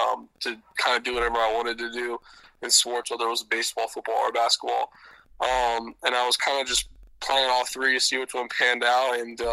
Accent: Tampa, Florida, United States; We ended up in Tampa because my dad played for the Bucks. That's how we kind of ended up here. I grew up going to Florida games.

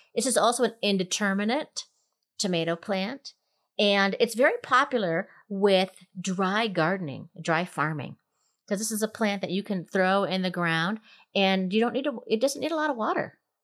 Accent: Minnesota, United States; moved away; growing up in Minnesota

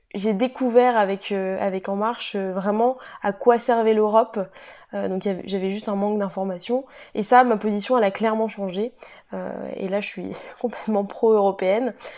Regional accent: Cesson, France; moved away as an adult; also born or lived in Montpellier; je suis originaire de Cesson

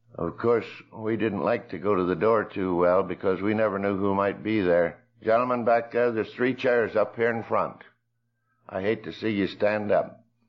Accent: Coshocton, Ohio, United States; I grew up in Coshocton

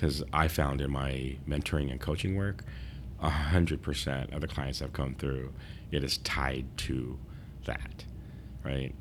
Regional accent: San Diego, California, United States; I was from San Diego

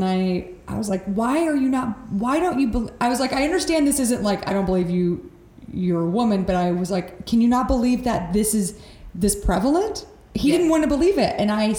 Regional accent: Texas, United States; moved away; And I'm from Texas

